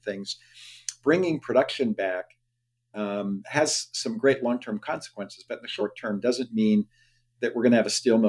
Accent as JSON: {"language": "English", "town": "Youngstown", "region": "Ohio", "country": "United States", "tie": "born or raised there", "said": "I grew up in Youngstown, Ohio, where the steel mill, you know, employed 4,000 people per shift, or GM Lordstown, you know, employed 35,000 people when I was a kid."}